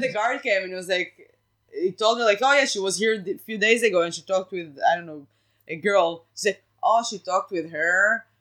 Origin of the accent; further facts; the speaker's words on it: Israel; first language Hebrew; English is a second language; moved away as an adult; now in United States; I grew up in Israel in Israel